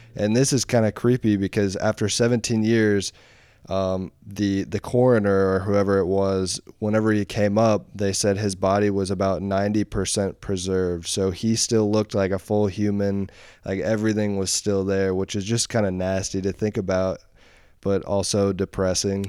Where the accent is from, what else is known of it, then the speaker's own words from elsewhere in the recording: Columbus, Indiana, United States; I'm from Columbus